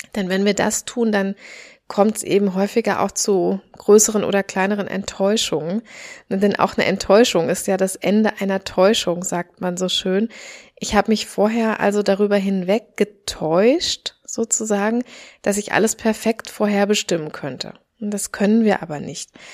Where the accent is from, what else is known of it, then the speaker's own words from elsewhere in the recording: Germany; moved away; also born or lived in Australia; hier bei uns in Deutschland